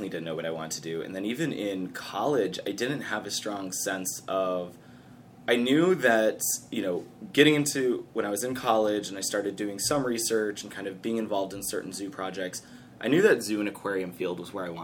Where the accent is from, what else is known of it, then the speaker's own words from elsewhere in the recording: Detroit, Michigan, United States; moved away as an adult; now in Cincinnati, United States; I'm from Metro